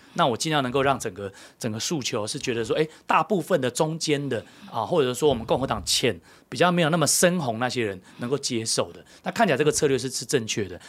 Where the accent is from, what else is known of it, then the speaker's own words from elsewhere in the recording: Taiwan; 那我们台湾人， 我们是自己的人呢